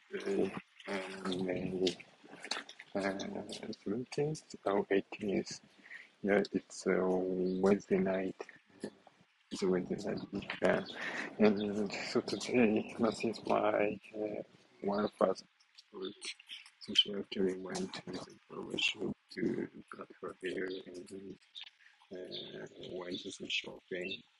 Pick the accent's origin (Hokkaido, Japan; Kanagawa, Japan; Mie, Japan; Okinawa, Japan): Mie, Japan; Tsu; English is a second language; now in Tokyo, Japan; it takes about one hour from Nagoya to uh, my hometown, which is Tsu City.